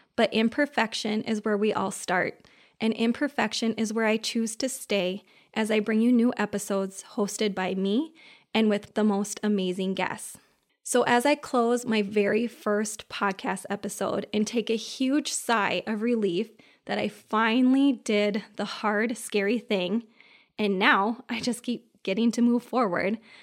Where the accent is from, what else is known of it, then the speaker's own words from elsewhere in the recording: Minnesota, United States; I'm from Minnesota